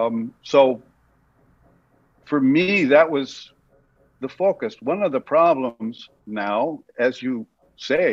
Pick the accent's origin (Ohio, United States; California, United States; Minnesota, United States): California, United States; San Francisco; also born or lived in Los Angeles; now in New York, United States; I grew up in San Francisco in the 60s.